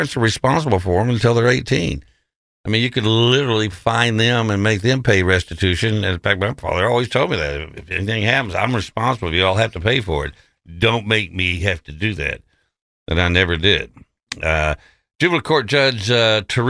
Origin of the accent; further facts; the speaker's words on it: West Texas, United States; when I was growing up in West Texas in the 50s, 60s